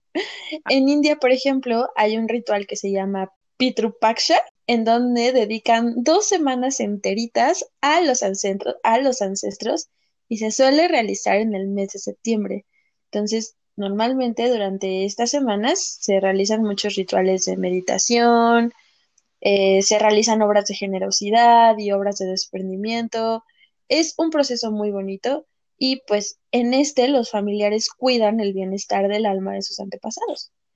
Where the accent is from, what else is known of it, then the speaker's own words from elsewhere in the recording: Mexico; nos pasa mucho como mexicanos